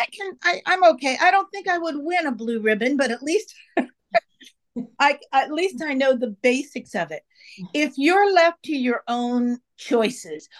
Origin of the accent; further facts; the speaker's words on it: San Francisco, California, United States; I'm from San Francisco originally